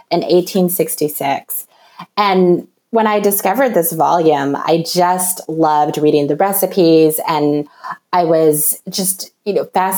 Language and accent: English; California, United States; moved away as an adult; also born or lived in upstate New York; now in Wisconsin, United States; I'm originally from California